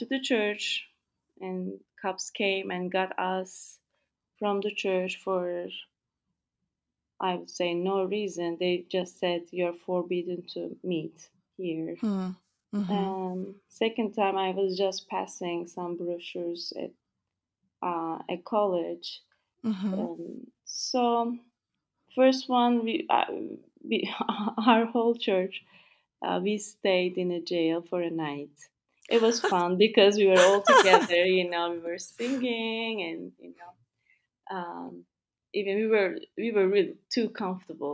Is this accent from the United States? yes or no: no; Turkey